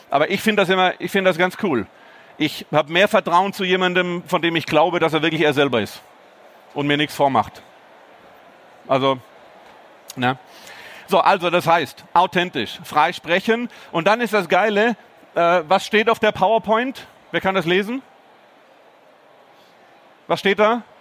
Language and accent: German; Baden-Württemberg, Germany; born there; Übrigens habe ich schon gesagt, dass ich gebürtiger Schwabe bin.